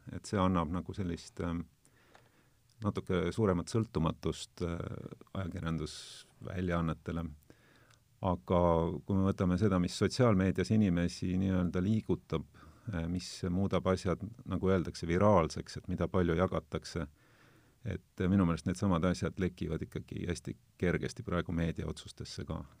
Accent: South Estonia, Estonia; mina olen Lõuna-Eestist

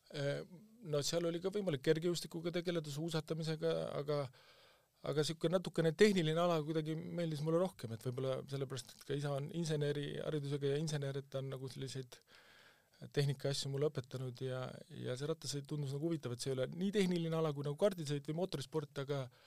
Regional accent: Kuusalu, Harju County, Estonia; ma olen Kuusalust pärit

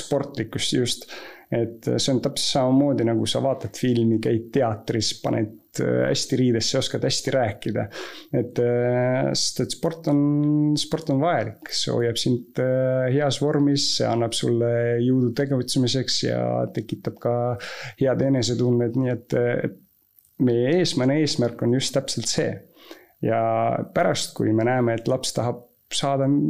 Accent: Estonia; ma olen Eestis sündinud

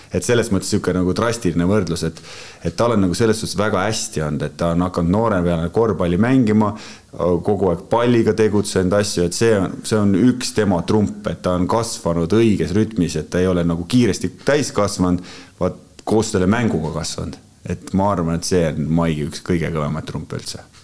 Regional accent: Estonia; ma olen muidugi eestlane

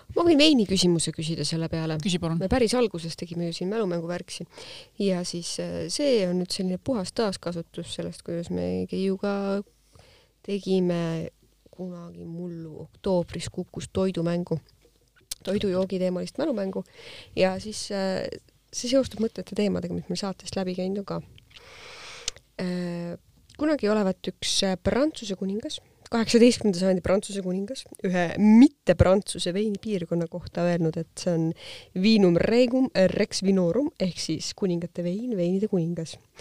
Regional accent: South Estonia, Estonia; mina olen Ladina-Eestist

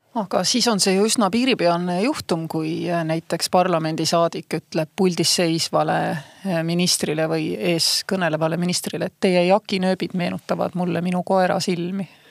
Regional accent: Saare County, Estonia; ma olen Saaremaalt

